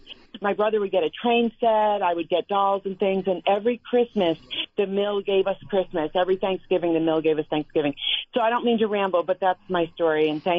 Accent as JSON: {"language": "English", "town": "Lenox Dale", "region": "Massachusetts", "country": "United States", "tie": "born or raised there", "moved": "yes", "lives_now": "upstate New York, United States", "said": "I grew up in Lenox Dale, Massachusetts, and the difference between Lenox and Lenoxdale was Lenoxdale was the mill worker town."}